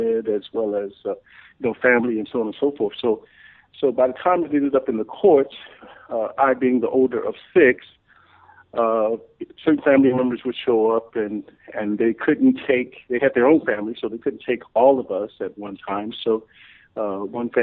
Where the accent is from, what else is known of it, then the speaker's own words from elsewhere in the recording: Memphis, Tennessee, United States; also born or lived in Chicago; I grew up in Memphis, Tennessee